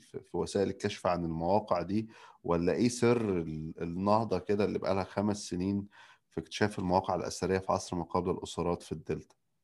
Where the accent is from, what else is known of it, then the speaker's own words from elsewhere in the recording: Nile Delta, Egypt; كدلتاوي اصيل